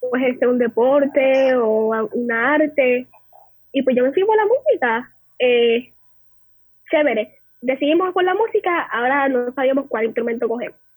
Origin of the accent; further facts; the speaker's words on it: San Juan, Puerto Rico; nativa de San Juan Santurce tras talleres